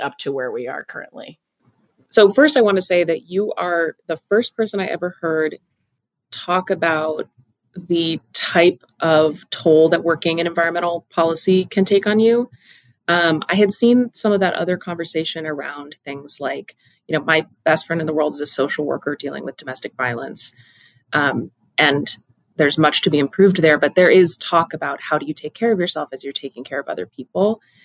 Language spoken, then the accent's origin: English; Pacific Northwest, home state of Washington, United States; growing up in the Pacific Northwest, we're, we're little, you know, forest gremlins as children